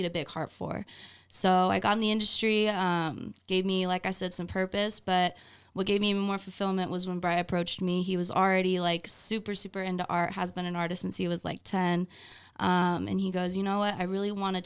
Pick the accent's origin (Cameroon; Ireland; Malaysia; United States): United States; Southern California; moved away as an adult; now in Las Vegas, United States; We're both Cali kids. I moved here 6 years ago, but I was born and raised SoCal